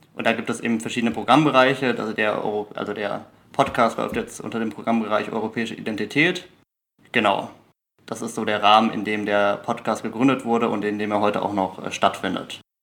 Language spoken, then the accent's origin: German; Germany; Deutscher bin ich ja in jedem Fall